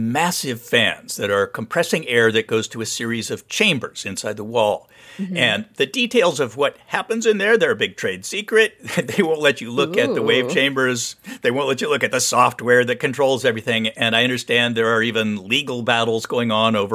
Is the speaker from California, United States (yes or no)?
yes; Santa Barbara, California, United States; moved away; I grew up surfing around Santa Barbara